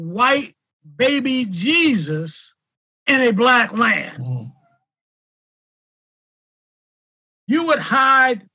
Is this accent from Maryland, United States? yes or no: yes; Salisbury, Maryland, United States; also born or lived in Philadelphia, Pennsylvania; I'm originally from Salisbury